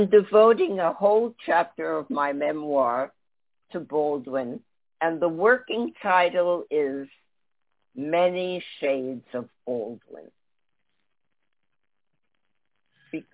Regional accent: Paris, Île-de-France, France; I grew up in Paris during the Algerian War

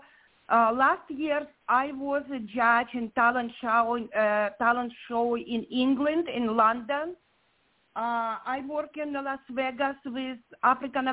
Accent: Ukraine; English is a second language; moved away as an adult; now in Redondo Beach, United States; I'm originally from Ukraine. My heart with this country. I live in America more of 30 years, but place when you was born gonna be always in your heart

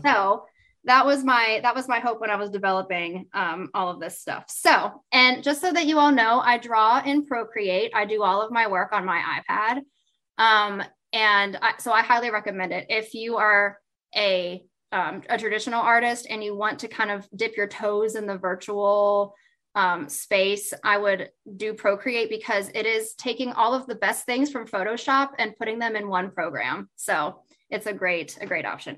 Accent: West Virginia, United States; I'm from West Virginia

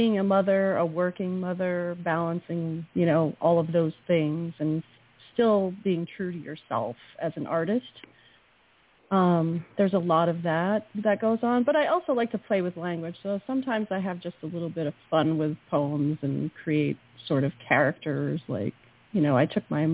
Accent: New England, United States; I'm from New England. You can't be a New Englander without knowing Robert Frost

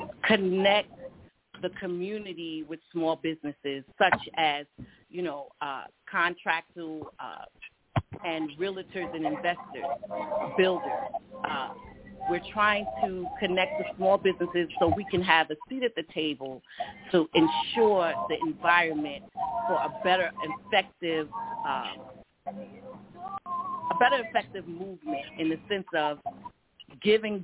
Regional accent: Hempstead, New York, United States; I'm from Hempstead, New York.

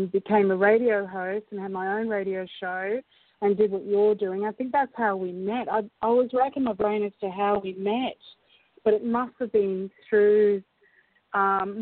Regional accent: Brisbane, Queensland, Australia; also born or lived in Scotland; when we came to Australia when I was about four

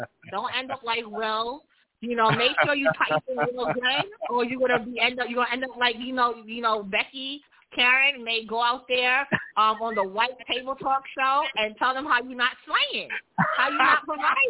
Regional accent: New York City, New York, United States; accent: New York; I travel everywhere, and people know I'm from New York.

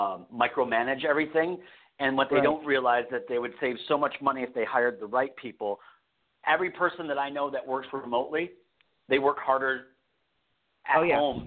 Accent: Michigan, United States; moved away; also born or lived in California; I'm from Michigan

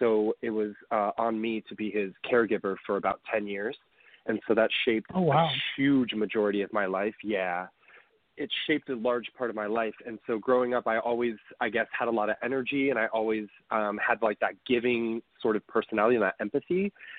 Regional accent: Maine, United States; born there; I was born in Maine, and I've lived all over the United States.

